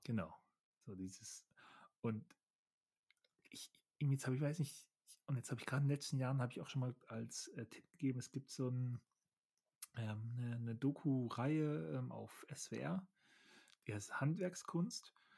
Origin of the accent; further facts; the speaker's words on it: Germany; Ich bin ja ein Deutscher